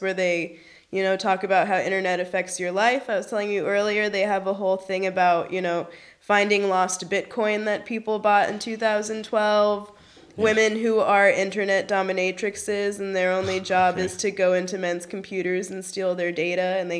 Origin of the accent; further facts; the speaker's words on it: Berlin, Germany; English is a second language; where are you from? And I'm like, Berlin. A, they'd tell me my English is really good.